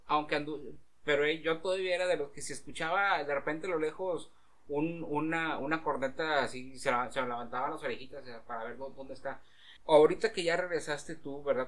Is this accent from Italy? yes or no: no; Mexico; ir como mexicano a Estados Unidos